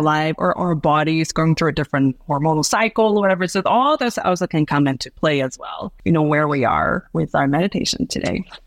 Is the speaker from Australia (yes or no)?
no; Hong Kong; moved away as an adult; now in Chiang Rai, Thailand; I grew up in Hong Kong